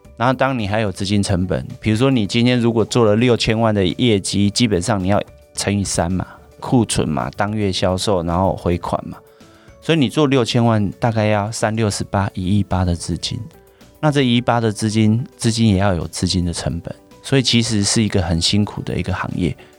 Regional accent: Taiwan; 像我们台湾这边

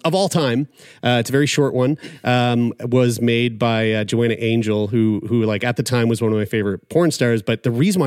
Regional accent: Nova Scotia, Canada; my hometown here in Nova Scotia

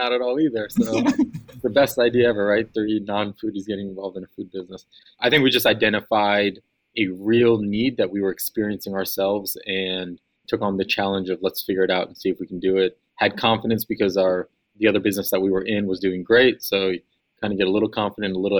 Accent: Northern Virginia, United States; So I born and raised in the Northern Virginia area.

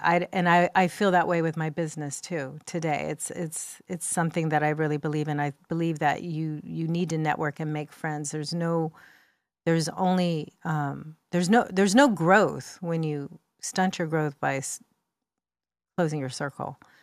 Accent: United States; first language English; I was born in the United States and spoke English in my house

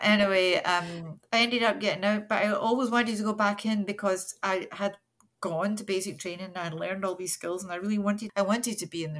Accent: Scotland, United Kingdom; now in Canada; I live in Nova Scotia. I'm 66 years old. I'm happily retired. I retired right at the beginning of the pandemic, unfortunately. That put all my plans aside. I moved to Canada from Scotland

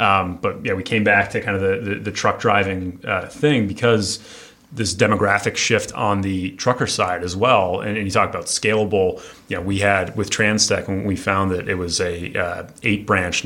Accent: Detroit, Michigan, United States; also born or lived in Nashville, Tennessee; I'm from Detroit originally

